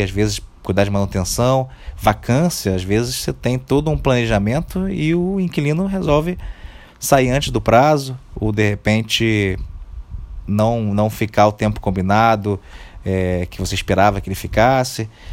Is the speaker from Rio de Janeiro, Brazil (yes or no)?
yes; Rio de Janeiro, Brazil; Eu, particularmente, sou do Rio de Janeiro